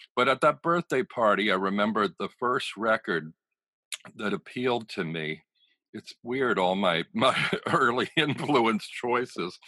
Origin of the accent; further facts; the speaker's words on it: Pennsylvania, United States; moved away as an adult; also born or lived in Dayton, Ohio / New York; I'm gay and I grew up in Pennsylvania where there was no gay visibility